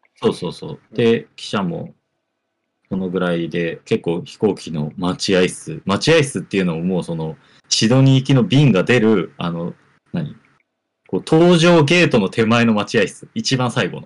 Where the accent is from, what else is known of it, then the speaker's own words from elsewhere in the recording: Oita, Japan; 地元大分